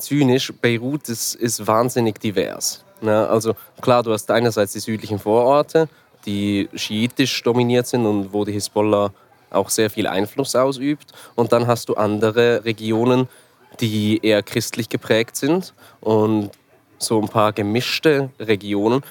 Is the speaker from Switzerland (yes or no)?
yes; Switzerland; Ich bin äh, Schweizer Journalist und Dokumentarfilmer